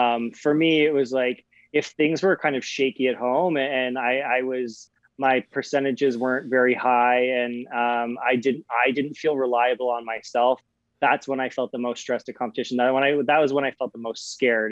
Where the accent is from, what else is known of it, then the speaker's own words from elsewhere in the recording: Aspen, Colorado, United States; I grew up in Aspen, Colorado